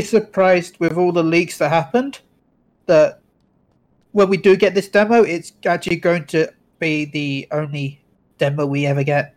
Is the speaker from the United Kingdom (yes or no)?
yes; England, United Kingdom; I'm British